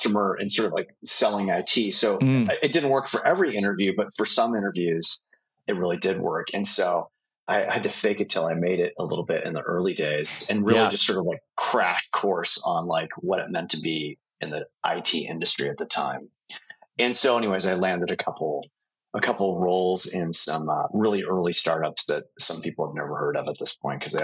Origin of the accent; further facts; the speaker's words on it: Bay Area, California, United States; also born or lived in Oregon; I grew up in the Bay Area, so Silicon Valley kid